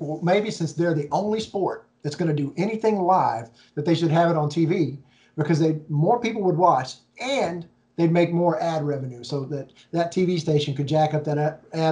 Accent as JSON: {"language": "English", "region": "North Carolina", "country": "United States", "tie": "born or raised there", "moved": "yes", "lives_now": "Dallas, United States", "said": "I grew up in North Carolina"}